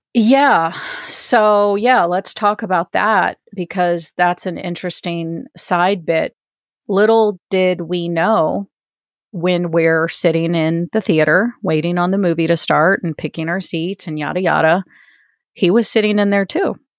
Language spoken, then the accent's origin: English; East Coast, United States; moved away; also born or lived in Denver; I am originally from the East Coast